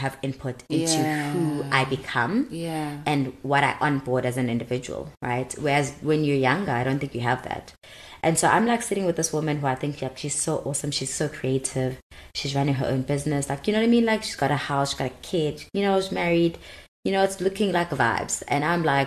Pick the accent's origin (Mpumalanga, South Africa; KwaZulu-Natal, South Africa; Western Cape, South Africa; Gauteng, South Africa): KwaZulu-Natal, South Africa; Durban; moved away as an adult; also born or lived in Cape Town; now in Johannesburg, South Africa; go back to Durban